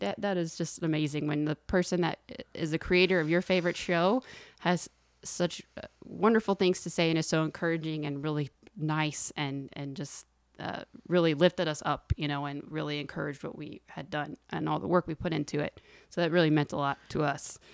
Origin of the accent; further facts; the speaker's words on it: Texas, United States; moved away as an adult; now in Los Angeles, United States; we're both from Texas, Wendy